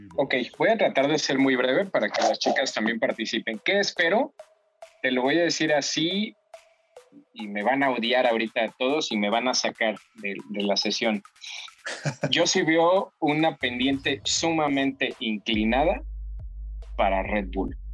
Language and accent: Spanish; Mexico; a los mexicanos de ahorita